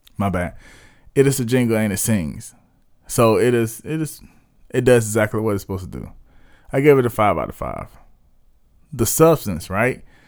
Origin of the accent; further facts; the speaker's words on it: South Carolina, United States; my hometown, um, based in Spur Leaves, West South Carolina